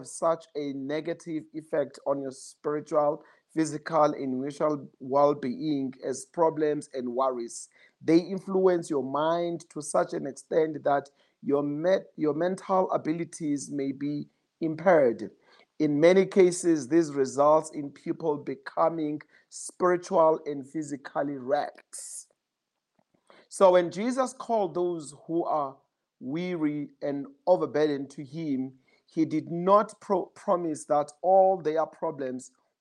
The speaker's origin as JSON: {"language": "English", "town": "Johannesburg", "region": "Gauteng", "country": "South Africa", "said": "I'm from Johannesburg"}